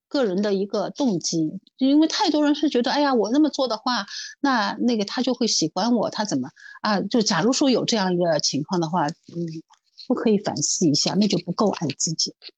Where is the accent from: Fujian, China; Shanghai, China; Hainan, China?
Shanghai, China; 作为上海人，我从小就吃排骨年糕